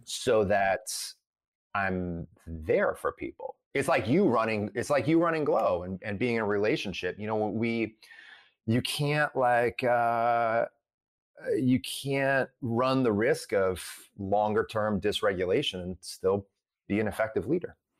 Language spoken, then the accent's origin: English; Sylvania, Ohio, United States; I grew up in a suburb of Toledo, Ohio called Sylvania